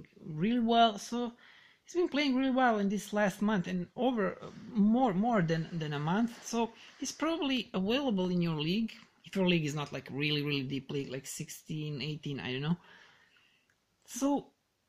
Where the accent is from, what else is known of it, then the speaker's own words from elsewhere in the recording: Serbia; English is a second language; I'm Serbian, so do not mind my bad English